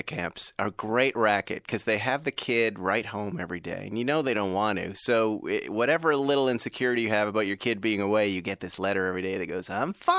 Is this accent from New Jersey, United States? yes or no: no; Massachusetts, United States; I grew up with guns in Massachusetts, so I get what he was saying.